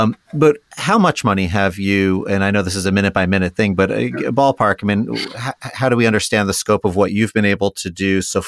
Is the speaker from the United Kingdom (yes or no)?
no; New York, United States; now in Ohio, United States; I'm a New Yorker originally